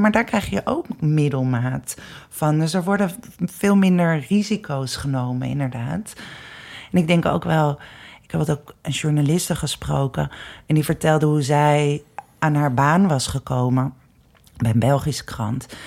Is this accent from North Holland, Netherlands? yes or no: yes; Amsterdam, North Holland, Netherlands; ik ben zelf ook geboren in de Wolvenstraat, in de Negen Straatjes